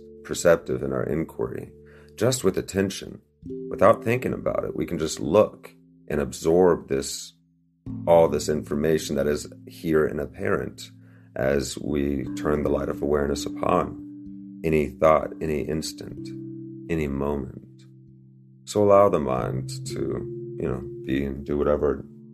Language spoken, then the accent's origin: English; Northern Virginia, United States; I was growing up in Northern Virginia